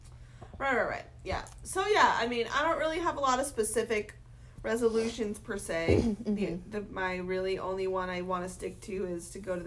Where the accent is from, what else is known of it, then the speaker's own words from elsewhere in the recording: Georgia, United States; I grew up in Georgia.